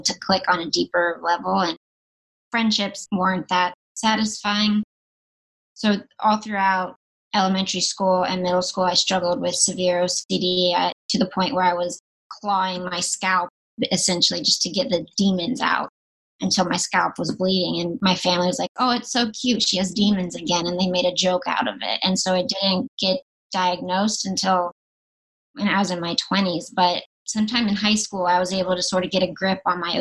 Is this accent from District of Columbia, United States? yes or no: no; North Carolina, United States; now in Los Angeles, United States; I grew up in North Carolina